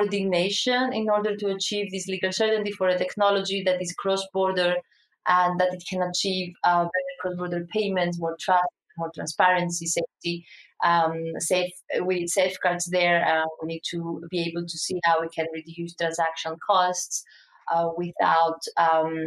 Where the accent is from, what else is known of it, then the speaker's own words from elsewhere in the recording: Greece; we're coming like from Greece